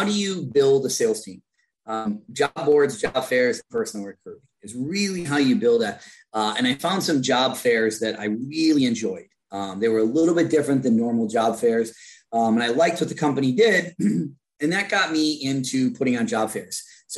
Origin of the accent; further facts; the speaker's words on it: Chippewa Falls, Wisconsin, United States; moved away as an adult; I'm CEO of Premier Virtual. I come from small town Wisconsin, Chippewa Falls, Wisconsin.